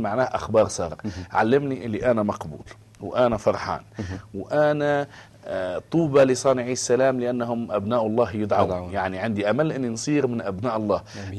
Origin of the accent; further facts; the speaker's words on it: Tunisia; انا تونسي آه نتكلم لغه شعبي